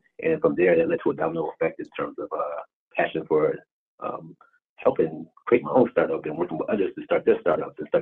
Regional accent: East Coast, United States; also born or lived in Baltimore / Washington, D.C.; I'm originally from the East Coast area. My roots started in New York and in Jersey.

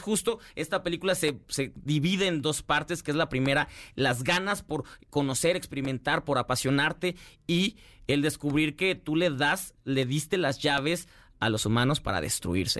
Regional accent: Mexico; todos los que somos mexicanos

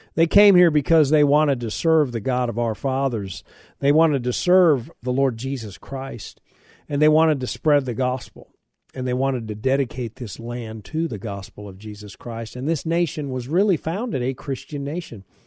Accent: United States; I'm an American

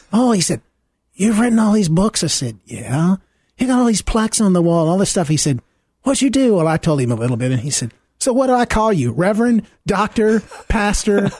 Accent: Deep South, United States; I grew up in the Deep South, um, in the pre-Civil Rights era

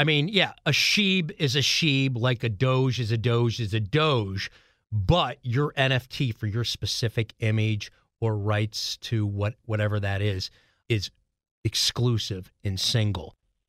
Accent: Chicago, Illinois, United States; also born or lived in Mount Horeb, Wisconsin; I actually lived in Mount Horeb, which is in the Madison area, and just being from Chicago

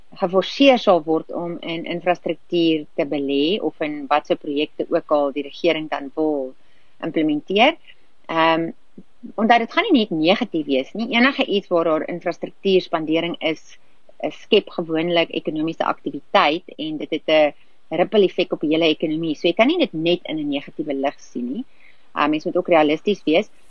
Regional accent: South Africa; ons as Suid-Afrikaners

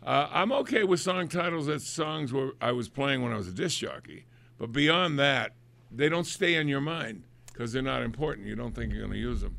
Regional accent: New England, United States; accent: New England; my New England accent

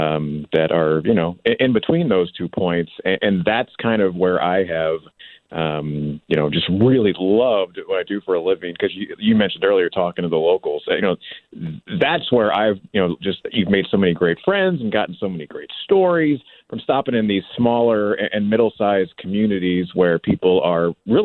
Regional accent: St. Louis, Missouri, United States; So I'm from St. Louis

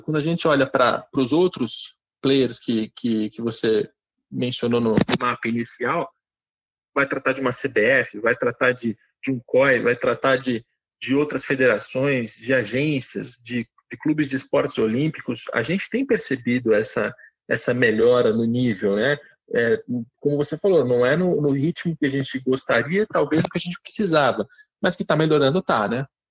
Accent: Rio de Janeiro, Brazil; sou do Rio de Janeiro.

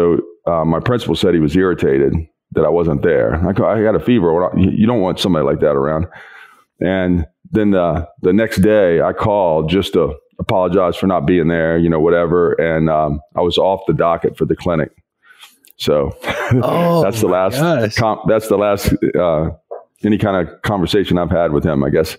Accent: West Virginia, United States; born there; West Virginia.

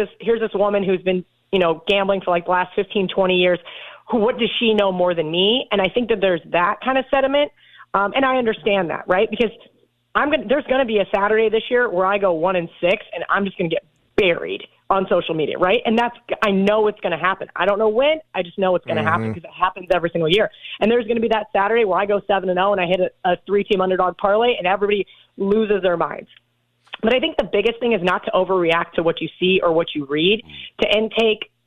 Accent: Kansas, United States; moved away; also born or lived in Las Vegas; I grew up in Kansas. We don't have many accents

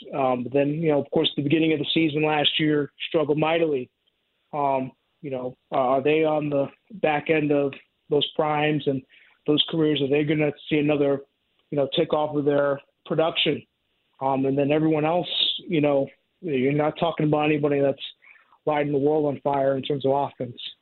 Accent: New York, United States; now in St. Louis, United States; I grew up in New York as a Yankees fan

